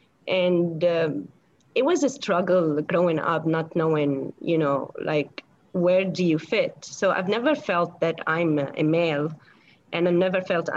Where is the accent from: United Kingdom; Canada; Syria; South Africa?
Syria; moved away; I came from the Middle East, you know, in Syria. Growing up in Syria wasn't really easy.